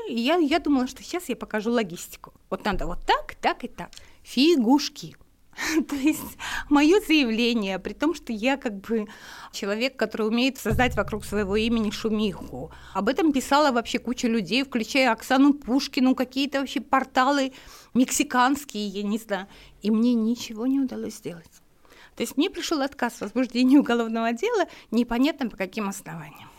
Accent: Makhachkala, Dagestan, Russia; moved away as an adult; Я махачкалинская девочка.

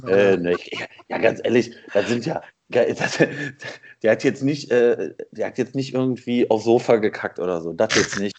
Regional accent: Essen, North Rhine-Westphalia, Germany; now in Hattingen, Germany; ich bin in Essen groß geworden

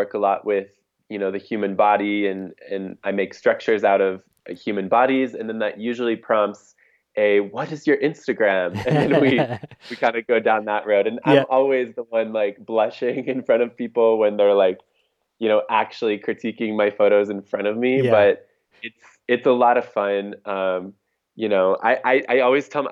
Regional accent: Detroit, Michigan, United States; also born or lived in Houston / New York / Portland, Oregon; now in Mexico; I grew up in Detroit, Michigan

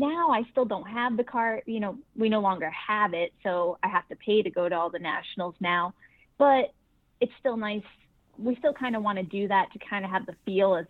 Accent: Massachusetts, United States; I'm from Massachusetts, so I'm sitting in Massachusetts right now where it's about 7 degrees

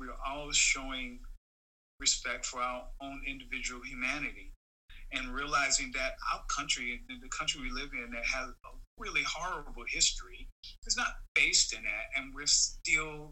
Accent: New Orleans, Louisiana, United States; growing up in New Orleans was really, really fun because I grew up in one of those really culturally rich neighborhoods

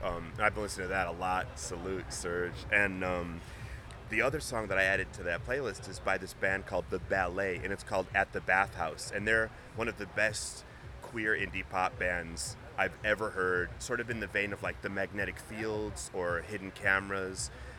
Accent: Chicago, Illinois, United States; I'm from Chicago. I grew up here.

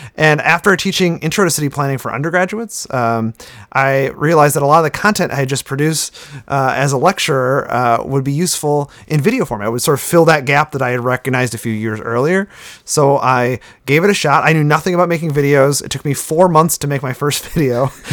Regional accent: Sturgeon Bay, Wisconsin, United States; moved away; I was born and raised in Sturgeon Bay

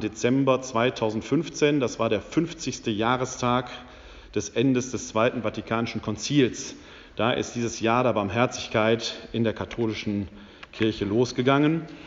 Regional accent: Essen, North Rhine-Westphalia, Germany; moved away; also born or lived in Wuppertal / Bochum / Munich / Bonn; Ich äh, bin gebürtig aus dem Ruhrgebiet, aus der Stadt Essen. Das hört man mir ab und zu noch

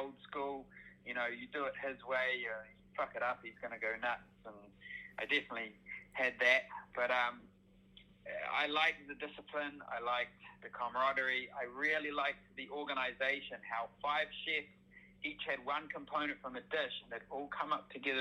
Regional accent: Auckland, New Zealand; I've moved back to my home city of Auckland

